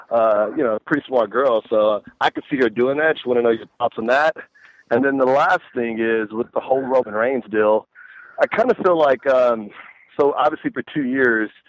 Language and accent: English; Texas, United States; now in Anaheim, United States; I'm from Texas.